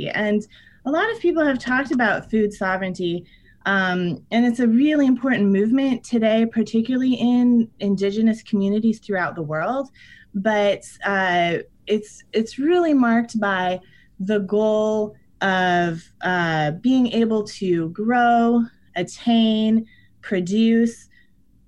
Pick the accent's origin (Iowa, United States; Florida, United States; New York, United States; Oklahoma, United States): Iowa, United States; I'm from Iowa. There's corn all around me